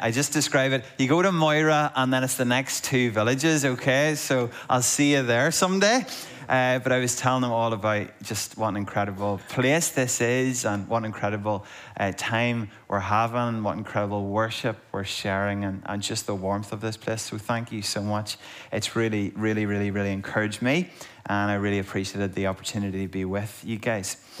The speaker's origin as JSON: {"language": "English", "town": "Monaghan", "region": "Ulster", "country": "Ireland", "said": "there's certain words that I say weird because I'm from Monaghan"}